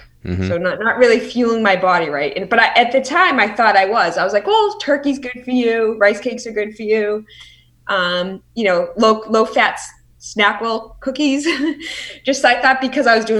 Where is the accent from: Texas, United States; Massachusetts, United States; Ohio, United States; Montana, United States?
Massachusetts, United States; Boston; I'm from Boston